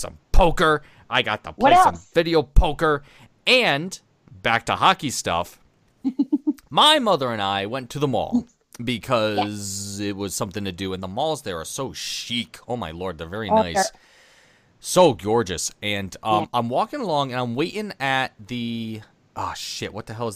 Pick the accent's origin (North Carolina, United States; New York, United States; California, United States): New York, United States; we're from New York